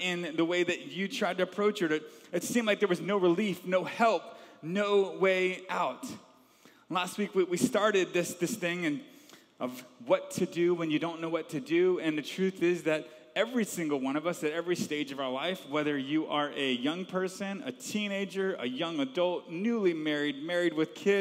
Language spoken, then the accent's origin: English; Georgia, United States; also born or lived in Long Island, New York; I was born in Long Island, New York, and we moved when I was a young age to Georgia